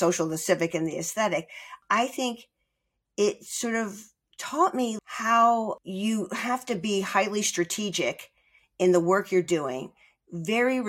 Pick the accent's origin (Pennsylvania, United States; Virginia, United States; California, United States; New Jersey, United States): New Jersey, United States; Margate; moved away as an adult; also born or lived in Philadelphia; I grew up in Margate, New Jersey